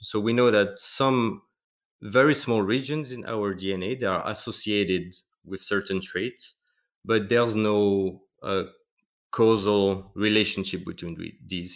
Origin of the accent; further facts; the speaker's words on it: Metz, Grand Est, France; moved away as an adult; now in Basel, Switzerland; I work m, in a small town called Metz, close to Luxembourg, so, yeah, north, northeast of France.